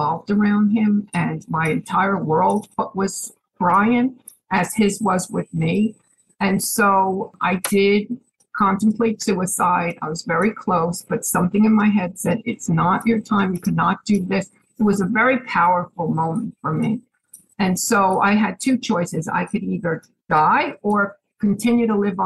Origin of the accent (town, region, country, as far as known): Chatham, New Jersey, United States; moved away as an adult; now in Pennsylvania, United States